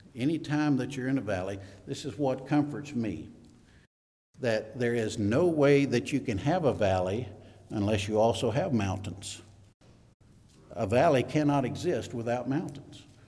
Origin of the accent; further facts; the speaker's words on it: Mississippi, United States; moved away; also born or lived in New Mexico / San Antonio, Texas; we were from Mississippi, by the way, so I'm, I'm originally from Mississippi